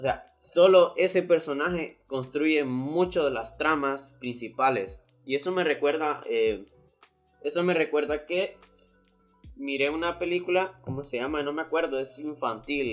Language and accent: Spanish; Honduras; aquí en mi país Honduras